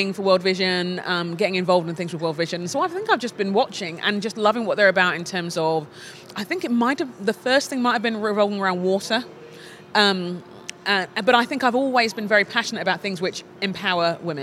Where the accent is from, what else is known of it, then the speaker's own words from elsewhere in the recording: London, United Kingdom; now in Minneapolis, United States; Nigerian Londoner